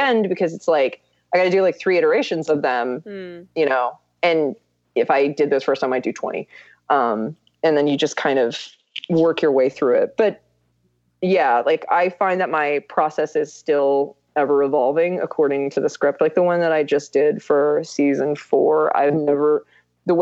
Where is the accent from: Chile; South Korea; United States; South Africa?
South Korea; moved away; I grew up in Korea